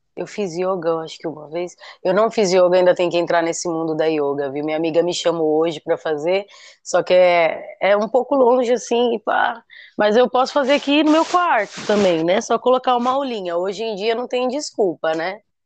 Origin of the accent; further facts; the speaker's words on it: Guarujá, São Paulo, Brazil; do meu sotaque daqui